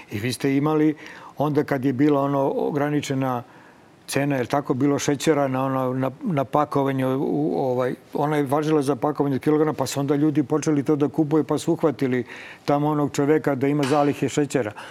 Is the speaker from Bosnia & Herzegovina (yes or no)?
no; Serbia; kod nas u Srbiji